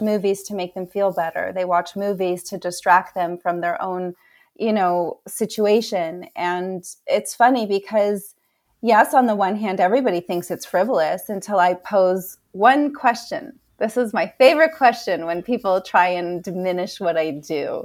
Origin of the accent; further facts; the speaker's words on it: Canada; I was born in Canada